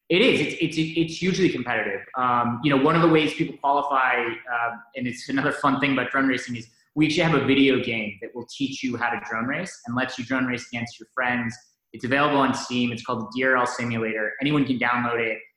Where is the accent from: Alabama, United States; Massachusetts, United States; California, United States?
Massachusetts, United States; Wellesley; I grew up in Wellesley and uh, sort of a, a, you know, Boston native